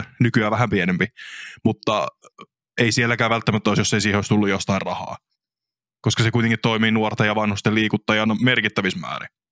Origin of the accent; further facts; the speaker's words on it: Kyyjärvi, Central Finland, Finland; mun kotipaikkakunta Kyyjärvi